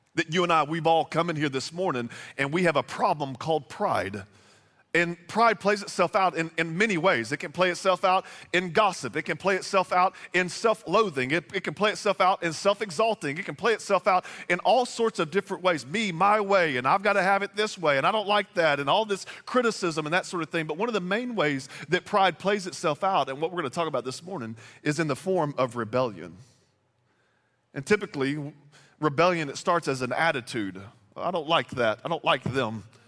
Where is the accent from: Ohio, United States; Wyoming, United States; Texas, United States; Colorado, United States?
Texas, United States; moved away; also born or lived in Bossier City, Louisiana; I'm originally from Texas, but moved here from Bossier City, Louisiana